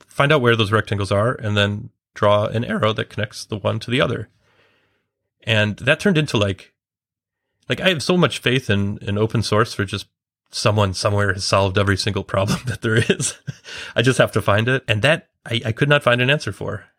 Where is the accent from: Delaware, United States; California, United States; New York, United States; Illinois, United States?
Illinois, United States; Chicago; moved away as an adult; now in London, United Kingdom; I am based in London, but I'm originally from Chicago, and I've been in the U K for a couple of years